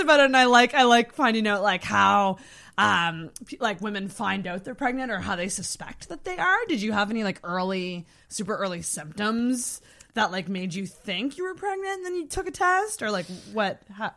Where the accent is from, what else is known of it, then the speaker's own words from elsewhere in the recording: Antigonish, Nova Scotia, Canada; I grew up in Antigonish, which is also a small town.